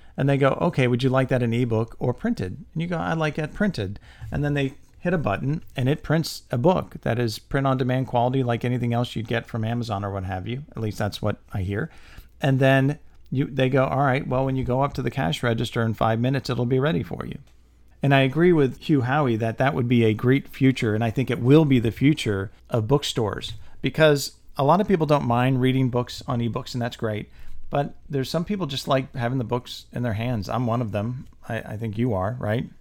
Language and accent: English; St. Petersburg, Florida, United States; I grew up in St. Petersburg